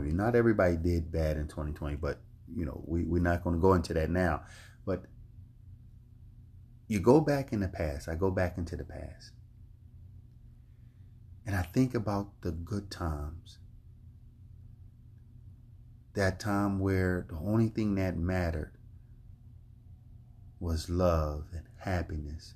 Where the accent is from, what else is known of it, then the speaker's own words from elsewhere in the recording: Philadelphia, Pennsylvania, United States; I grew up in North Philadelphia in Richmond Island Projects.